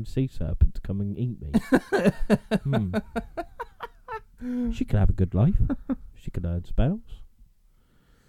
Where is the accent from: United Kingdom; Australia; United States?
United Kingdom; England; we're English